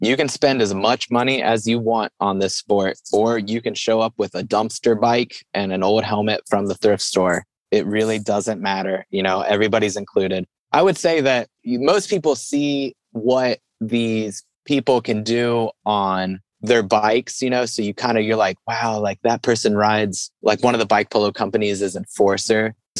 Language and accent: English; Cincinnati, Ohio, United States; I'm from Cincinnati, but I've got my bike with me.